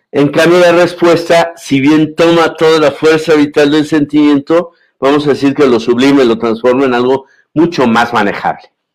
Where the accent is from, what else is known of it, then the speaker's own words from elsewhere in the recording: Mexico; como mexicano, como comunicador, como filósofo, como cincuentón